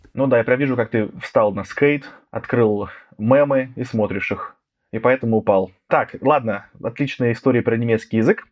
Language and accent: Russian; Voronezh, Voronezh Oblast, Russia; moved away; я сегодня записываюсь из Воронежа, потому что я родом из Воронежа